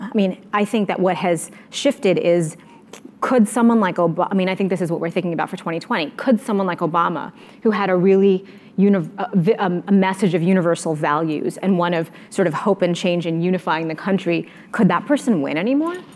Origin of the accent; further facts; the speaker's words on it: United States; as an American